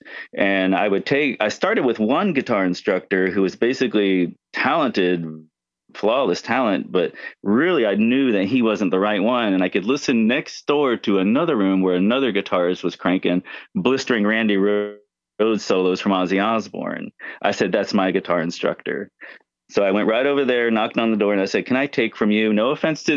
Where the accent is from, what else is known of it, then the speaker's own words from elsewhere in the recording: Florida, United States; moved away as an adult; also born or lived in California; I'm originally from Florida. I moved to California